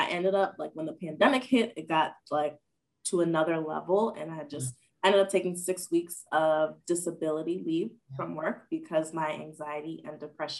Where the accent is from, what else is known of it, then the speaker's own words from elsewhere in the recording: Nigeria; And then I was ashamed because I'm Nigerian and I need to be a doctor, engineer, or a lawyer to be successful.